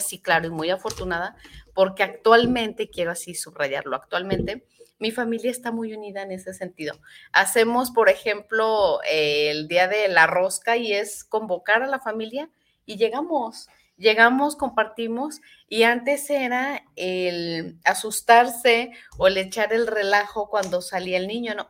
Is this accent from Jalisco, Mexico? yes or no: yes; Tlaquepaque, Jalisco, Mexico; yo soy de Tlaquepaque Centro